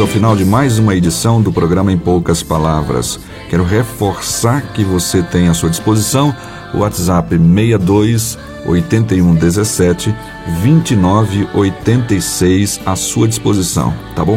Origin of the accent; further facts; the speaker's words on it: Pirapora, Minas Gerais, Brazil; nasci em Pirapora, só que em Minas Gerais